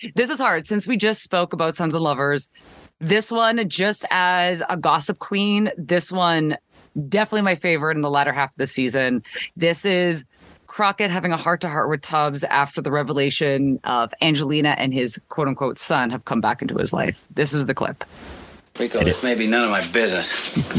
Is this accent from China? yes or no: no; Canada; growing up in Canada